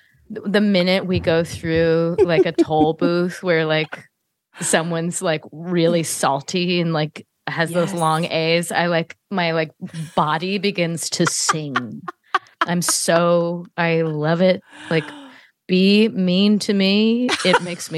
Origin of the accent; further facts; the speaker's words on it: Cambridge, Massachusetts, United States; I grew up in Cambridge.